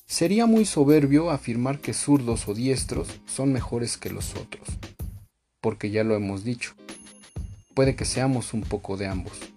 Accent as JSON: {"language": "Spanish", "country": "Mexico", "said": "aquí mismo en mi país, México"}